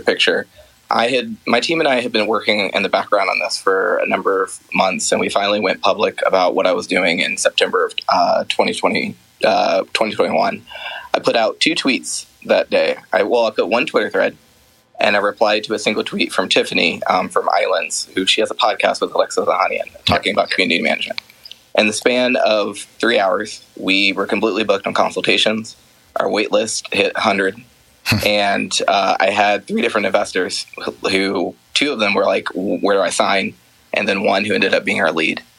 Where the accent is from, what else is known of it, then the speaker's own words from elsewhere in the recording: Columbus, Ohio, United States; moved away as an adult; now in Emeryville, United States; I ended up moving to from Columbus, my hometown, to San Francisco in February of last year with my husband